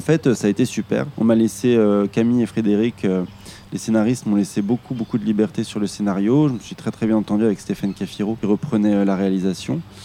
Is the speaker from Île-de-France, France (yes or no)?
yes; Île-de-France, France; je viens d'Île-de-France